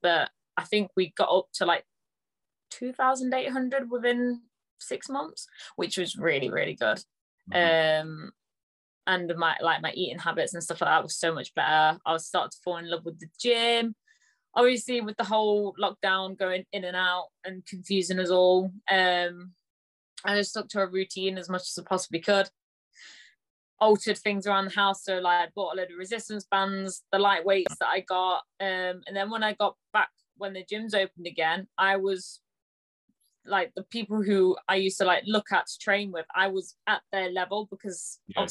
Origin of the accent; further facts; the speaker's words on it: Nottingham, East Midlands, United Kingdom; from Nottingham.